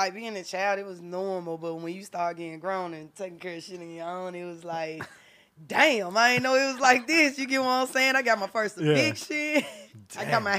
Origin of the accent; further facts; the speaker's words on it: Memphis, Tennessee, United States; also born or lived in Georgia; my mama said that I was born in North Memphis.